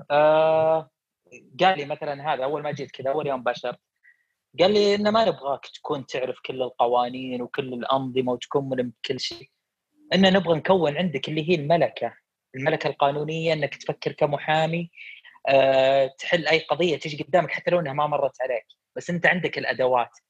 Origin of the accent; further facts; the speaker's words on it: Saudi Arabia; ان مشكلتنا عندنا في السعوديه ان نخاف من الافكار الجديده